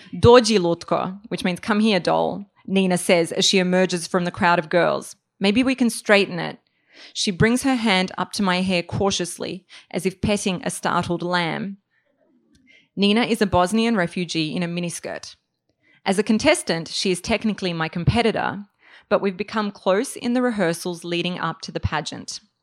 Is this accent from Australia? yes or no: yes; Australia; moved away as an adult; also born or lived in Serbia; now in New York, United States; I'm originally from Serbia, grew up in Australia